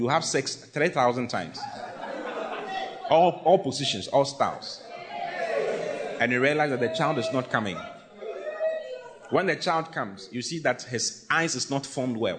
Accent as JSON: {"language": "English", "town": "Accra", "region": "Greater Accra", "country": "Ghana", "tie": "born or raised there", "said": "there's a principality in my area where I was raised in Accra."}